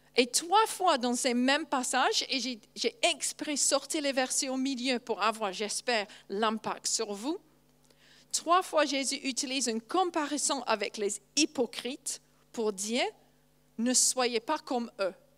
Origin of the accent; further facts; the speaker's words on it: England, United Kingdom; first language English; French is a second language; moved away; je suis anglaise